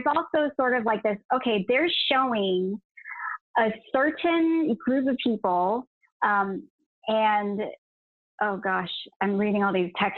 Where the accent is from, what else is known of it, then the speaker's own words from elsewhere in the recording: United States; the East-West sort of bicultural nature of like us growing up in the States or living in the States